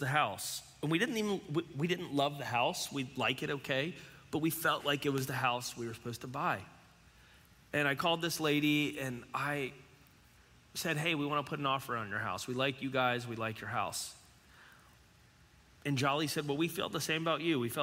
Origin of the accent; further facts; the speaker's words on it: Cincinnati, Ohio, United States; also born or lived in Florence, Kentucky; we're from Cincinnati